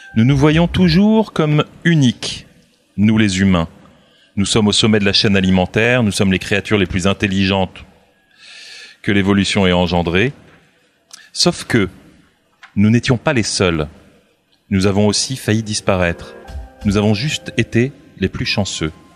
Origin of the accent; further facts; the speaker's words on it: Burgundy, Bourgogne-Franche-Comté, France; j'ai grandi en Bourgogne